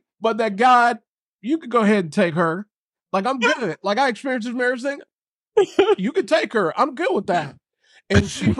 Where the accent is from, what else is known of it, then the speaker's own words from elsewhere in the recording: San Diego, California, United States; Jasmine's from Long Beach, from the LBC. I'm from San Diego.